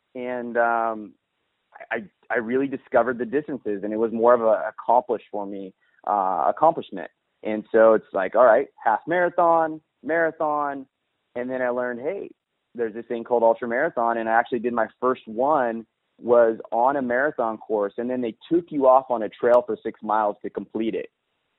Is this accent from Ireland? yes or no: no; California, United States; I'm actually from Northern California. I guess the best way to describe it would be the gateway of the Sequoias.